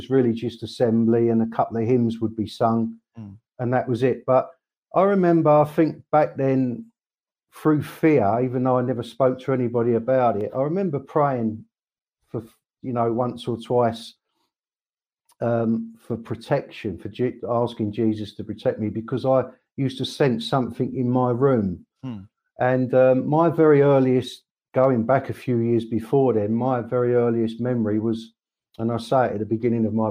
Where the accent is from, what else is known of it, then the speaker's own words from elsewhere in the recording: Croydon, London, United Kingdom; I was born in South London, a place called Croydon, 51 years ago